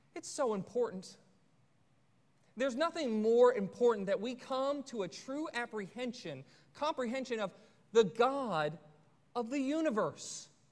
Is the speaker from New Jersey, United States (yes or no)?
no; Forsyth County, Georgia, United States; my hometown in uh, Forsyth County